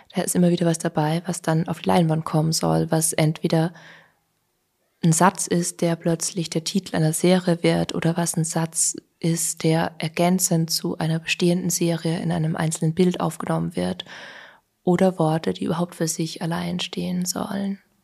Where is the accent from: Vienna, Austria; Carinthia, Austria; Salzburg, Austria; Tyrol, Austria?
Vienna, Austria; also born or lived in Berlin; Wien doch meine Heimat ist